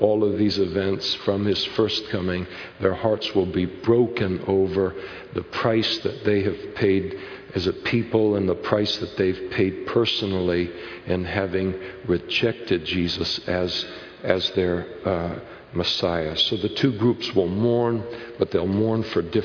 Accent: Napa, California, United States; in Napa one time, and which is my hometown

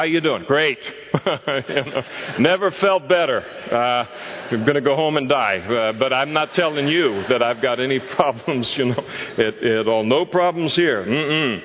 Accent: Napa, California, United States; We were growing up in Napa

